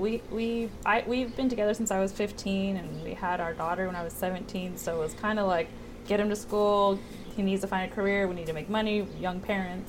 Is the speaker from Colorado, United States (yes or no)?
no; Westminster, California, United States; also born or lived in Long Beach, California; I was born in Long Beach. Um, I grew up majority in Orange County